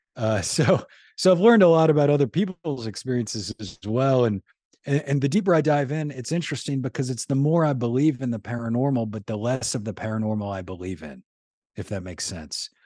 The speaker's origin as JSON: {"language": "English", "town": "New Orleans", "region": "Louisiana", "country": "United States", "tie": "born or raised there", "said": "I'm from New Orleans, born and raised in New Orleans"}